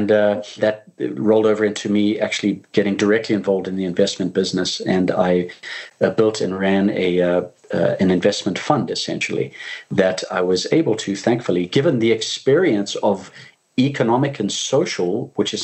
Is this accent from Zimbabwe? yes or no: yes; Zimbabwe; I'm originally from Zimbabwe in Africa. When I was born, it was the country of Rhodesia.